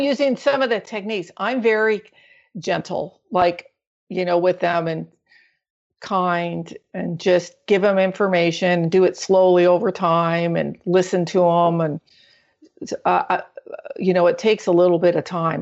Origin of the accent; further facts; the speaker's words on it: Orange County, Southern California, United States; I'm actually from Southern California, Orange County